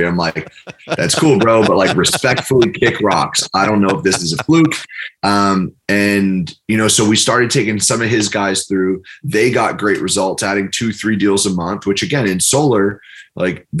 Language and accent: English; New York, United States; I'm from New York